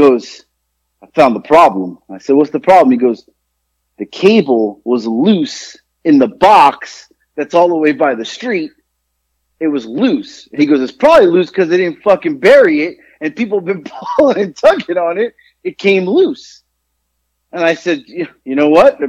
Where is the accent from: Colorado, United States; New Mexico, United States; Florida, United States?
Florida, United States; South; also born or lived in Queens, New York; I was born in New York, but I grew up in South Florida.